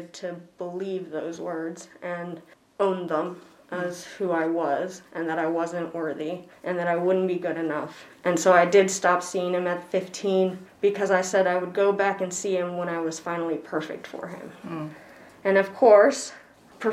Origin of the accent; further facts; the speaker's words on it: Elkton, Virginia, United States; also born or lived in New York City, New York; going from New York City to good old Elkton, Virginia at the time